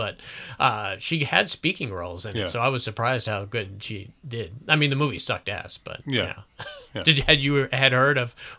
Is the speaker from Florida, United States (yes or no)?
yes; Florida, United States; I'm from Florida. We don't have to worry about car inspections.